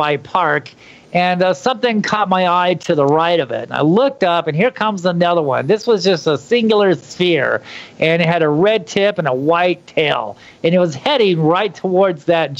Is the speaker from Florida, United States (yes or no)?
no; Phoenix, Arizona, United States; I was born and raised in Phoenix, Arizona. I grew up there